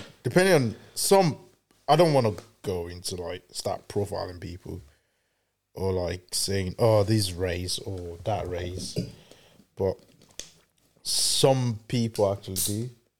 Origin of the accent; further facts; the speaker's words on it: Nigeria; moved away; obviously I'm from Africa, we're from Africa